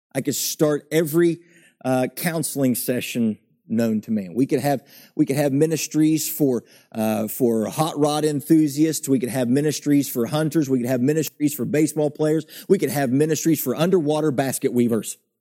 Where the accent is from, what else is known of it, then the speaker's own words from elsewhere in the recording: West Virginia, United States; I grew up in West Virginia, in the backwoods, in the hills of West Virginia